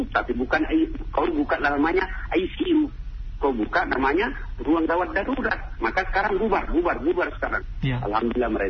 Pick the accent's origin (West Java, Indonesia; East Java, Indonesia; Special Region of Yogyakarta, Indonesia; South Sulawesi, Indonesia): South Sulawesi, Indonesia; Pinrang; saya kan hampir dua kali sebulan mengunjungi ibu saya di kampung kampung saya namanya kota Pindrang hmm. Pindrang itu melewati Parepare